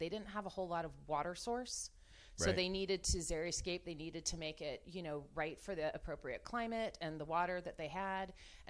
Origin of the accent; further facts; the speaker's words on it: East Bay, California, United States; But I grew up in the East Bay, so Oakland is my first big city before San Francisco.